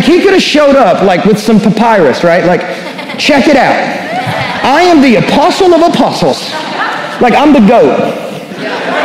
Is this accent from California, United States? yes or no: no; Sacramento, Kentucky, United States; now in Nashville, United States; I'm from Sacramento, Kentucky. There are no stoplights there. There's 600 people there